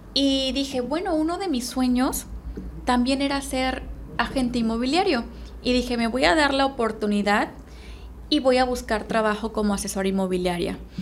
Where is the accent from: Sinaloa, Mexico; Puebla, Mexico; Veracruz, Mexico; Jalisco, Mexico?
Veracruz, Mexico; moved away as an adult; now in Playa del Carmen, Mexico; Soy originaria de Veracruz.